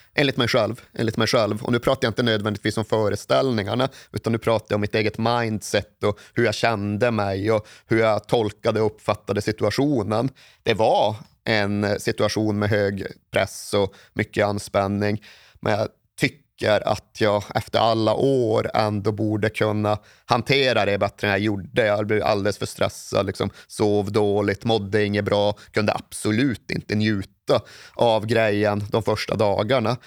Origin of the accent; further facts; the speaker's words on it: Malmberget, Norrbotten County, Sweden; now in Stockholm, Sweden; uppe i norra Norrland där jag kommer ifrån